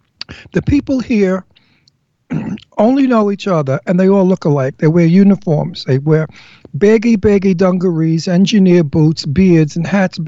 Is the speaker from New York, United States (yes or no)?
yes; New York City, New York, United States; accent: Brooklyn; also born or lived in Pennsylvania; Now you heard my Brooklyn accent, butter.